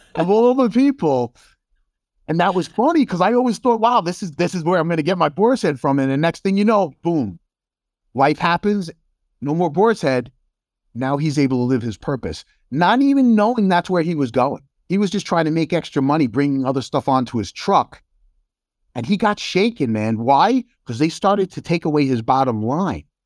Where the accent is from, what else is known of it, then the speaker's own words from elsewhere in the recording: New York, United States; moved away as an adult; also born or lived in Chicago suburbs, Illinois; I'm from New York